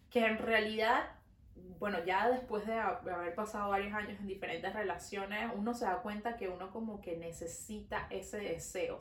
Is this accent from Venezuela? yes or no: yes; Venezuela; now in Montreal, Canada